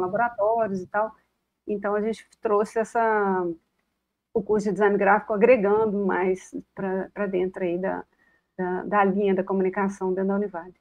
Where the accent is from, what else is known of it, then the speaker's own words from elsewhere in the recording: Belo Horizonte, Minas Gerais, Brazil; moved away as an adult; also born or lived in Canada / United States; now in Itaúna, Brazil; eu tinha sete anos de idade, eu fui criada em Belo Horizonte.